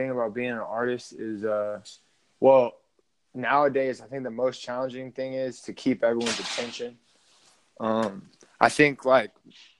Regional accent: Lafayette, Louisiana, United States; moved away as an adult; now in Los Angeles, United States; I'm from Lafayette, Louisiana, born and raised. Moved out to California, moved out to Los Angeles when I was 18 to go to college.

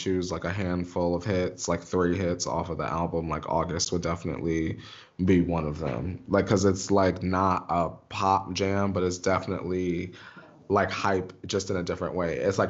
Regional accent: Stroudsburg, Pennsylvania, United States; my mall in my hometown was dirty as hell. That's why I keep saying dirty ass mall. Stroud Mall

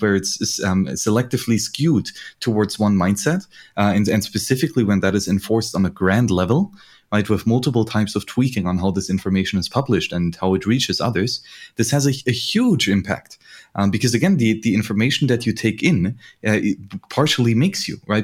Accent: Bavaria, Germany; I grew up in Bavaria

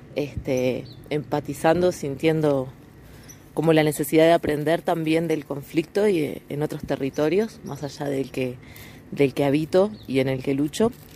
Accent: west of Montevideo, Uruguay; soy del oeste de Montevideo, Uruguay, una zona rural, costera, litoral

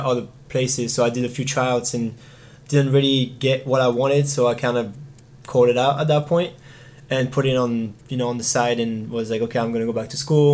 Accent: Marseille, Provence-Alpes-Côte d'Azur, France; now in United States; I am from Marseille, but a little bit more outside of it.

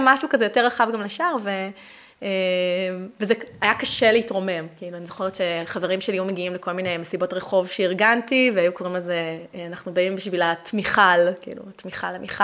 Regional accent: Netanya, Central District, Israel; moved away as an adult; now in Beersheba, Israel; אני גדלתי בנתניה

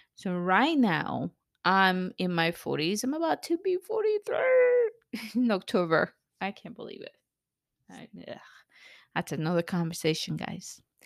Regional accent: El Salvador; also born or lived in California, United States; now in United States; I grew up in El Salvador, very, very poor, at, in a civil war

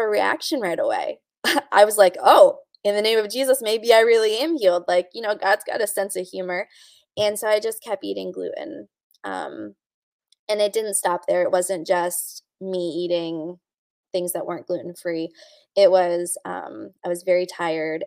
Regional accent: North Carolina, United States; now in Pennsylvania, United States; I'm from North Carolina

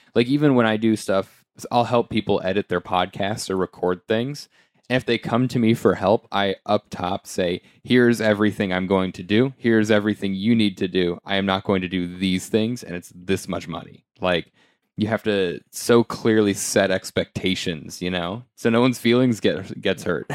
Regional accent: United States; now in New York City, United States; being American

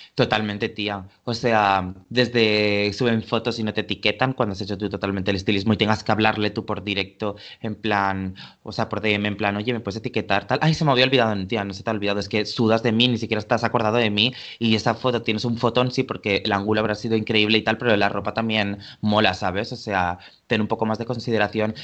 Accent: Valencia, Valencian Community, Spain; born or raised there; now in Barcelona, Spain

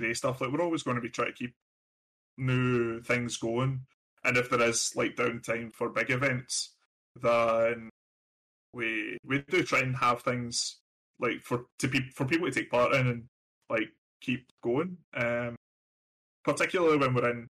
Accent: Glasgow, Scotland, United Kingdom; now in United States; I was born and raised in Glasgow in Scotland

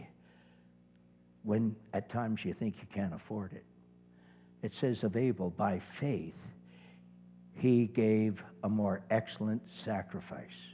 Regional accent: Brampton, Ontario, Canada; also born or lived in Nova Scotia; now in Georgetown, Canada; Brampton's my hometown

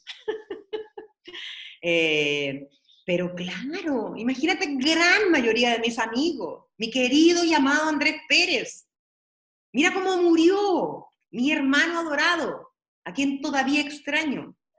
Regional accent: Peralillo, O'Higgins, Chile; born or raised there; also born or lived in San Fernando

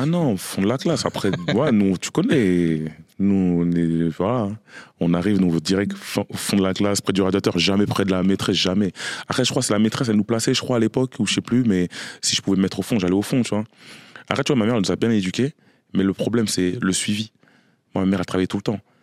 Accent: Courcouronnes, Île-de-France, France; je suis né et j'ai grandi à Courcouronne, dans le 91, dans le quartier du Canal

